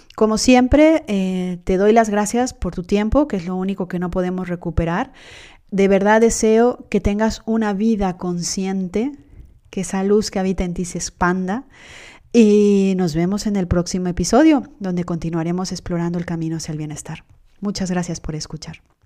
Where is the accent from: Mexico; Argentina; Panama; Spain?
Mexico; yo soy mexicana